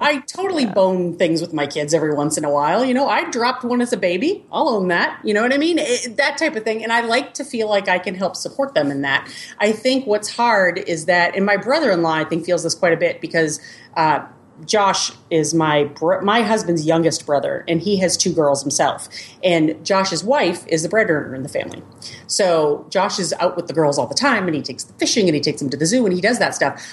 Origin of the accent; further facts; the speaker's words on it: Boston, Massachusetts, United States; moved away as an adult; now in Kansas City, United States; I was born and raised in Boston. So I didn't move to the Midwest until I was, met my husband, and I was almost 30